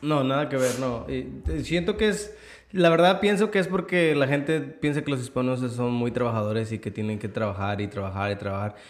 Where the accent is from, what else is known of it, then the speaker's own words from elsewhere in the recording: Mexico; moved away; como mexicano